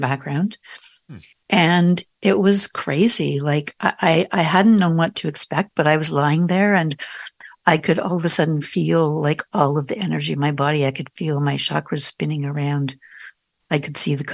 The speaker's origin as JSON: {"language": "English", "country": "Canada", "said": "I'm Canadian"}